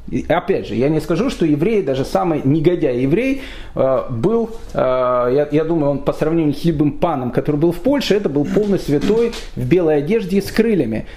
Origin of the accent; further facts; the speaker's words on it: Kyiv, Ukraine; я сам киевлянин